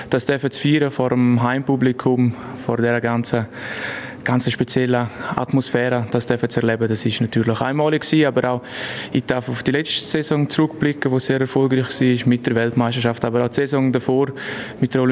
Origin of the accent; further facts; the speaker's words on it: Lenzerheide, Graubünden, Switzerland; Ich bin auf der Lenzerheide aufgewachsen, wohne immer noch auf der Lenzerheide, studiere dort zu Kur das ist, das ist meine Heimat.